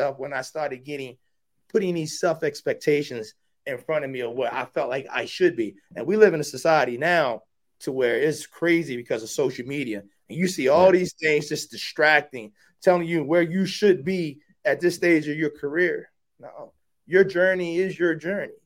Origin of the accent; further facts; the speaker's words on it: Baltimore, Maryland, United States; moved away; also born or lived in Mississippi; I'm a kid from West Baltimore